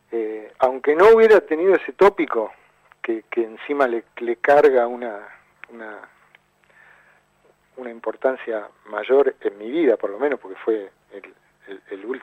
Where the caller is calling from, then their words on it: Buenos Aires, Argentina; quiero mandarle a Mamá Rock un saludo desde Buenos Aires.